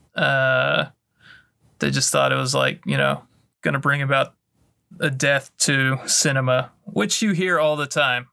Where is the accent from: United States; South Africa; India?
United States; the American South; we grew up in the American South